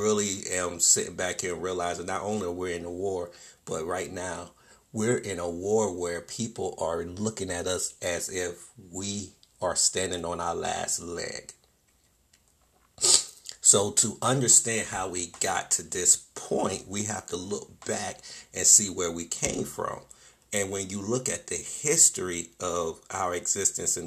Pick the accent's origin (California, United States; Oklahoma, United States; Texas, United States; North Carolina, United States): North Carolina, United States; Wilmington; My hometown, Wilmington, North Carolina